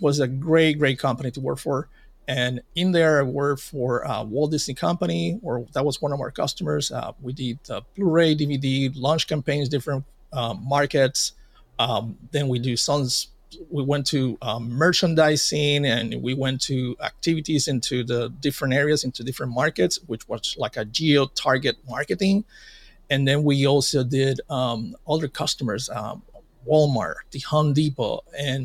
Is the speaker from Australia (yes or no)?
no; Puerto Rico; in my hometown and in Puerto Rico, we got hit by Hurricane Maria